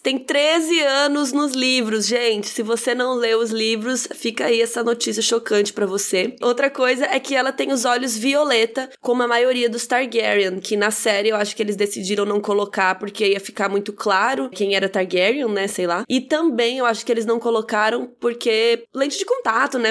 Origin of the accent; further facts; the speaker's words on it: Brazil; a gente é brasileiro